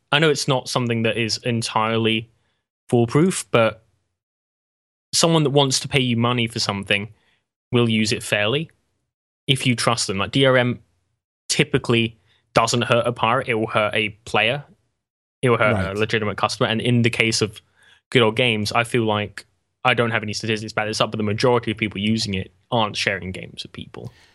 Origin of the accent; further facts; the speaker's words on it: England, United Kingdom; I'm English